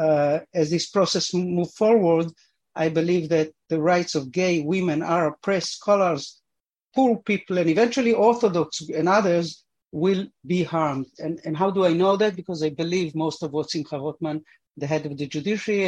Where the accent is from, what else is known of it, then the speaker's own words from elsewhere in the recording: Argentina; now in Israel; I was born in Argentina. My parents came here because of Zionism